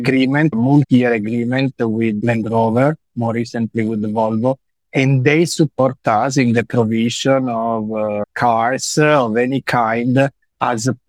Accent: Lecce, Apulia, Italy; I come from Lecce

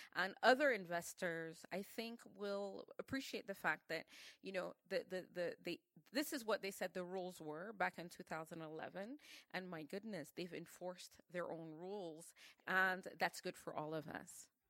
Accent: Cameroon; in Cameroon we operate on a whole different sphere

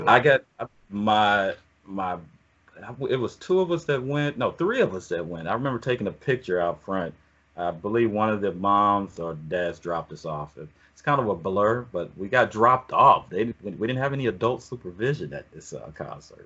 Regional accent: Oakland, California, United States; also born or lived in Atlanta, Georgia; I was born in Atlanta, but raised in the o- Oakland

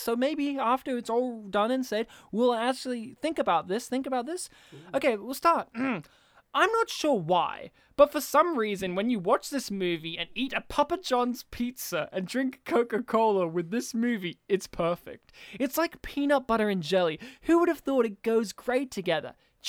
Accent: Serbia; That's what we call her in my family, because I'm from Serbia.

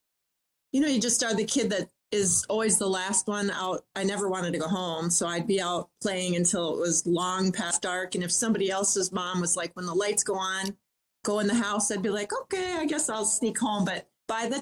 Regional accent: Minnesota, United States; Born and raised in Minnesota

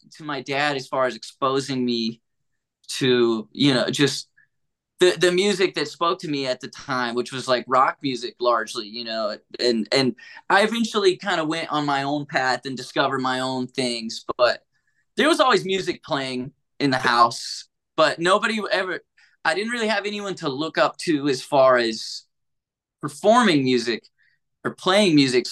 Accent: Hamptonville, North Carolina, United States; I grew up in a town called Hamptonville

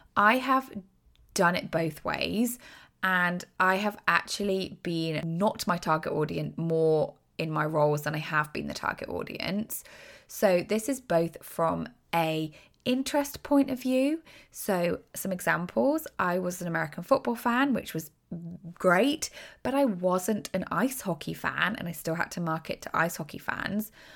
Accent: United Kingdom; accent: British; I'm British, obviously, from my accent.

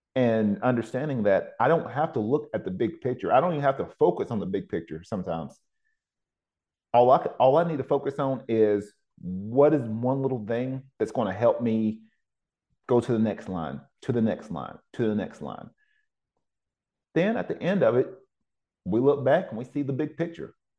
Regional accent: Cleveland, Tennessee, United States; moved away; also born or lived in Oceanside, California; my hometown back in Cleveland, Tennessee

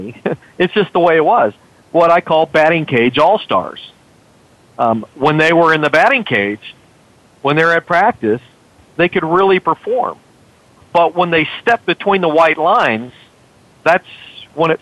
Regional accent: McAllen, Texas, United States; my hometown, McAllen, Texas, when I was growing up

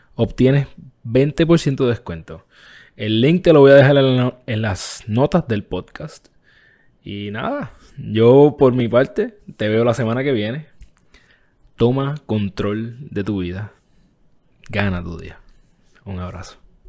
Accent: Puerto Rico; en mi país, Puerto Rico

